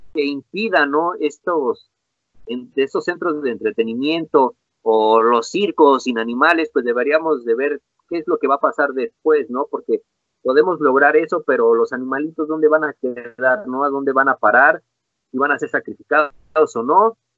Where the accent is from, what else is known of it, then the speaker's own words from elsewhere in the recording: Mexico; soy mexicano